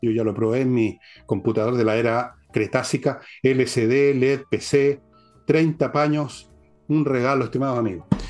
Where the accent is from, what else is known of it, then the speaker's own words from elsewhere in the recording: Chile; Somos chilenos